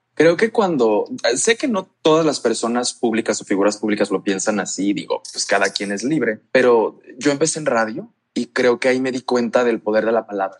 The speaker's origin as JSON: {"language": "Spanish", "town": "La Paz", "region": "Baja California Sur", "country": "Mexico", "tie": "born or raised there", "moved": "yes", "lives_now": "León, Mexico", "said": "yo crecí en La Paz, en la Baja"}